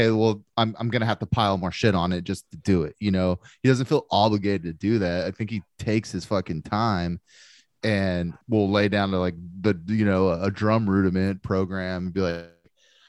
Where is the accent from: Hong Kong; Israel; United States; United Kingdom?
United Kingdom; England; It's like, I'm from England, dude. Like, I grew up with this shit.